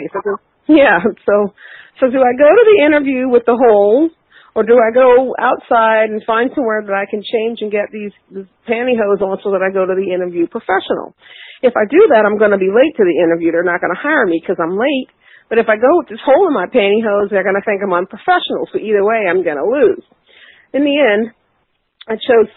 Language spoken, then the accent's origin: English; Baltimore, Maryland, United States; 5'4" black women from East Baltimore